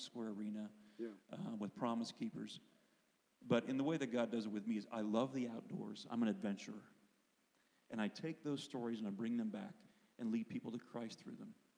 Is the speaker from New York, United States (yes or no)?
no; Pennsylvania, United States; I grew up in Pennsylvania